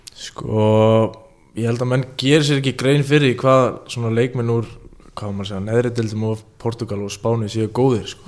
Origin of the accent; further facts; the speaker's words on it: Iceland; ég er frá Ólasík